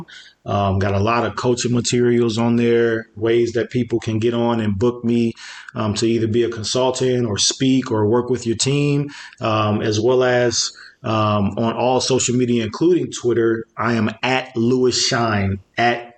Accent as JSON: {"language": "English", "town": "Chicago", "region": "Illinois", "country": "United States", "tie": "born or raised there", "said": "when I was growing up in Chicago."}